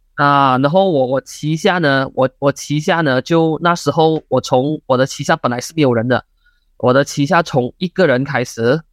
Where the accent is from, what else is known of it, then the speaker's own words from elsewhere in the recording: Malaysia; 我们马来西亚的人都很喜欢讲